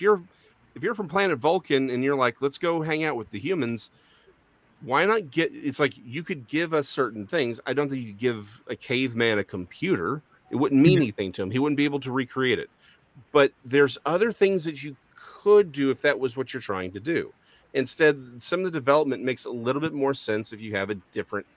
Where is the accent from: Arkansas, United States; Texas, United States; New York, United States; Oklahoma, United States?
Texas, United States; I'm a Texan